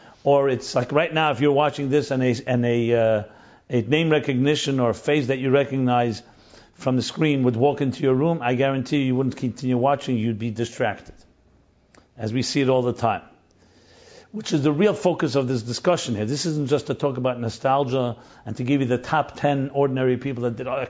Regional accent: New York City, New York, United States; Ebbets Field is where I grew up in Crown Heights

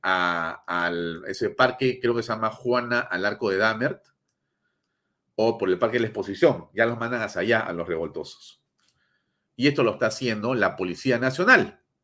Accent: Peru; somos más los peruanos

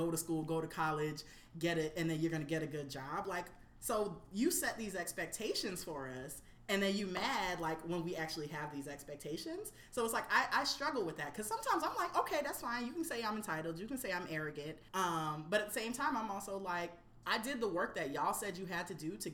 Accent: Florida, United States; now in New York City, United States; I grew up on Florida avocados. As a Floridian, I'm a diehard Florida avocado person

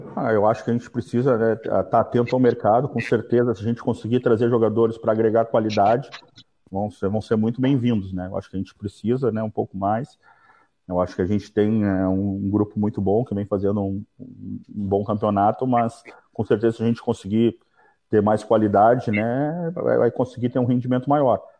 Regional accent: Porto Alegre, Rio Grande do Sul, Brazil; now in Florianópolis, Brazil; sou de Porto Alegre

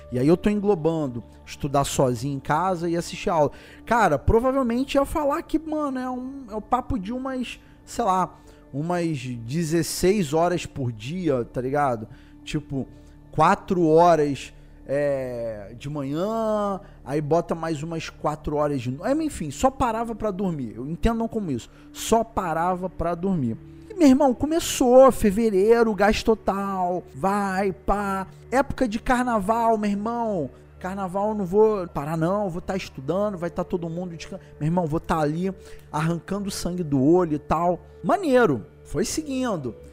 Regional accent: Rio de Janeiro, Brazil; Para quem não sabe, eu sou aqui do Rio de Janeiro, então tenho o vestibular da UERJ

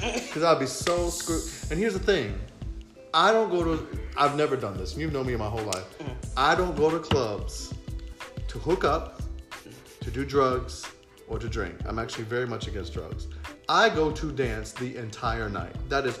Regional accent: Florida, United States; also born or lived in West Virginia / Washington, D.C.; now in New York, United States; I was born in West Virginia, raised in Florida, lived in D.C. for 14 years, but I've been in New York for 7 years. So technically, I'm a New Yorker.

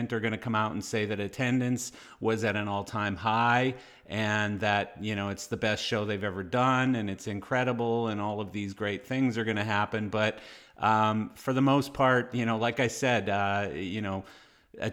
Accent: Canada; I am Canadian

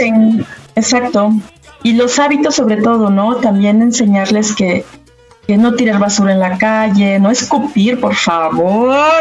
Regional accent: Mexico; como mexicanos

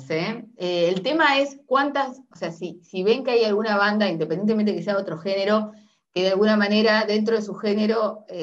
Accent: Montevideo, Uruguay; now in Buenos Aires, Argentina; soy montevideana. Y antes me parecía que Montevideo era gigante, o sea, ya somos, la capital, o sea que somos gigantes.

